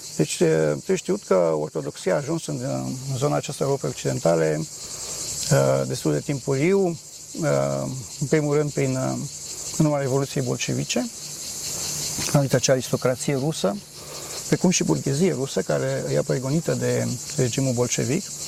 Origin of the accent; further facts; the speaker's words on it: Bucharest, Romania; moved away; am ajuns la București, acasă, sunt din București